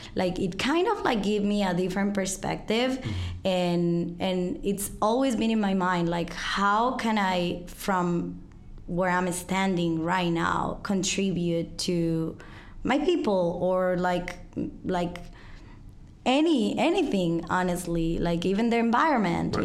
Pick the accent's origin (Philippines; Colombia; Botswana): Colombia; English is a second language; moved away as an adult; now in Chicago, United States; I'm from Colombia. I've been living here in Chicago for nine years.